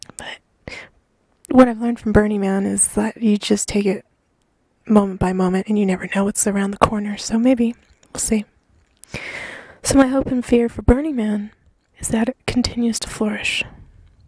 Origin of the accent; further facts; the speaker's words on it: United States; as an American